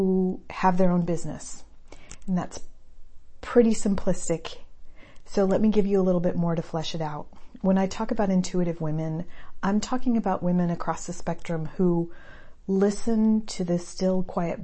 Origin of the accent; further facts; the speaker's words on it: El Paso, Texas, United States; I grew up in El Paso